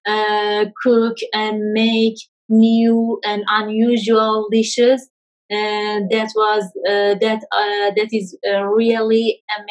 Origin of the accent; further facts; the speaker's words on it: Kermanshah, Kermanshah Province, Iran; I'm from Kermanshah city.